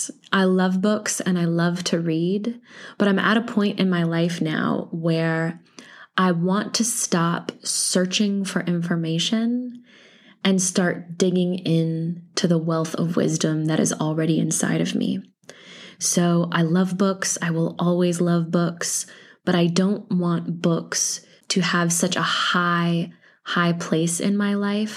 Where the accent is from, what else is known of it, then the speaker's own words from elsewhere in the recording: Iowa, United States; born there; also born or lived in Illinois / Missouri / North Carolina / Texas; So I was born in Iowa, but I've lived in Illinois and I've lived in Missouri and North Carolina and Texas and Louisiana and Mississippi